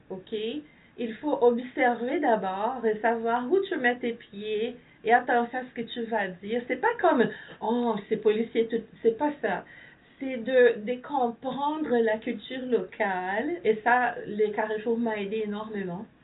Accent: Ontario, Canada; non, je suis franco-ontarien.

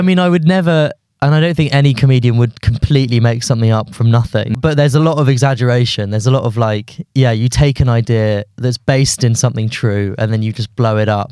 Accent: London, United Kingdom; also born or lived in Guildford; I grew up in London until I was maybe, like, thirteen, fourteen, then moved to Guildford until I was eighteen, then came back to London.

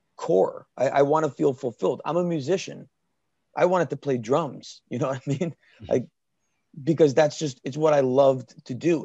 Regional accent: Danielson, Connecticut, United States; my hometown, Danielson, Connecticut, Killingly High School

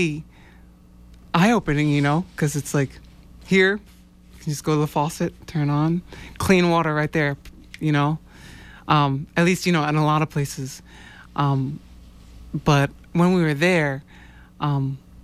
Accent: New York, United States; now in Boston, United States; I am a Boston-based jazz folk artist. I'm originally from New York.

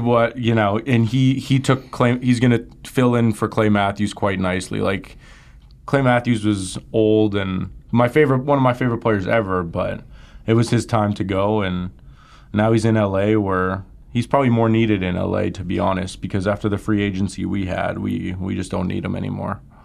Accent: Winnipeg, Manitoba, Canada; my hometown of Winnipeg

